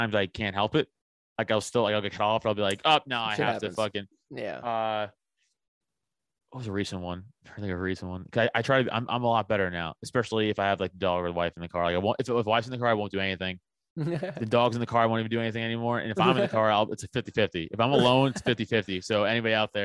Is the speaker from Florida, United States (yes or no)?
no; New York City, New York, United States; also born or lived in Philadelphia suburbs; now in Philadelphia, United States; I grew up in New York